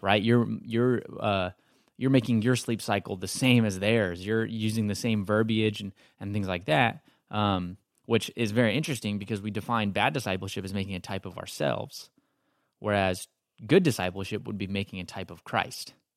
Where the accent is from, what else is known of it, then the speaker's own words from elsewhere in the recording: Texas, United States; now in Marietta, United States; I'm from Texas.